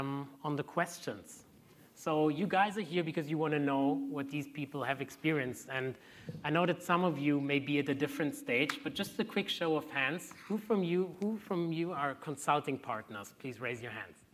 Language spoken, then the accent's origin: English; Germany; I'm from Germany, I'm a partner success manager